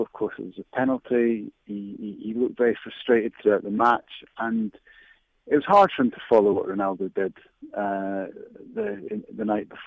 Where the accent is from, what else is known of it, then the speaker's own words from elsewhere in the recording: Scotland, United Kingdom; as a Scot